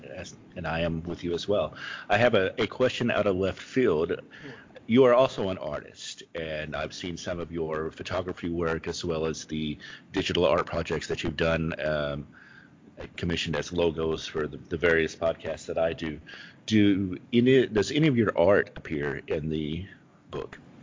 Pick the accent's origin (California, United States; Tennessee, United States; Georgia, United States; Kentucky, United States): Kentucky, United States; moved away; I grew up in the South. I was born in Kentucky